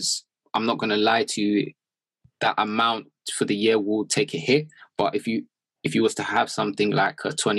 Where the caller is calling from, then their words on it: London, United Kingdom; From London.